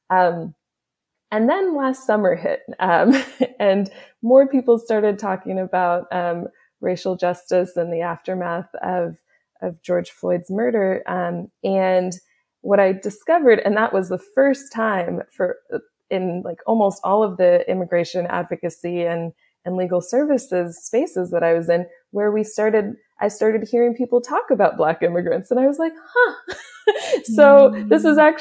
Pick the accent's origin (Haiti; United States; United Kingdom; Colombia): Haiti; also born or lived in Canada; I'm as I mentioned before, I'm Haitian Canadian, um, and and due to my language experience, due to my interests, like a lot of my clients were either Haitian or or French speaking from West Africa